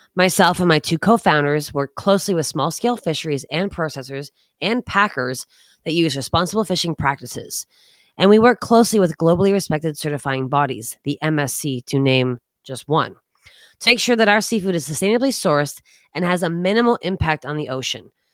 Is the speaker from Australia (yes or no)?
no; East Coast of Canada, Canada; moved away; also born or lived in Toronto / New York City; I grew up on the East Coast of Canada